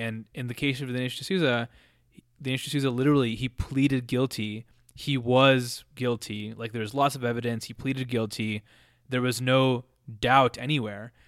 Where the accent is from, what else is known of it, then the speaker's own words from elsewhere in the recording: Colorado, United States; when you grow up in some in a place like Colorado